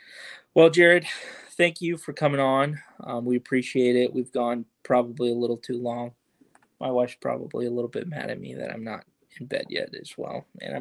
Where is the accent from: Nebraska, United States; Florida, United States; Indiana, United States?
Indiana, United States; Indianapolis; I'm from Indianapolis.